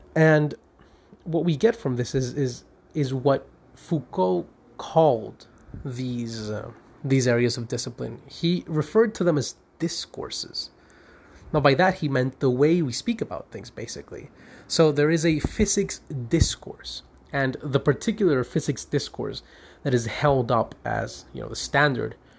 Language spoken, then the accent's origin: English; Caracas, Capital District, Venezuela; I'm a lawyer from Caracas, Venezuela